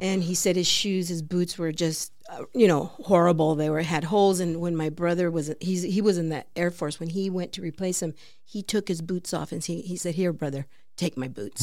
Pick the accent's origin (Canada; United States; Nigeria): United States; Peoria, Arizona; I grew up in Varney Track